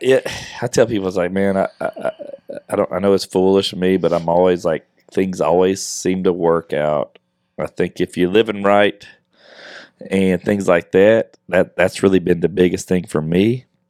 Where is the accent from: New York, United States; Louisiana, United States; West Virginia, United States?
Louisiana, United States; Westlake; moved away as an adult; now in Houston, United States; my hometown in Westlake